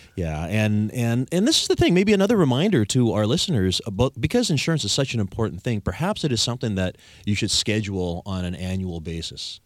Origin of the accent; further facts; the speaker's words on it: Victoria, British Columbia, Canada; I'm the only Victorian born and raised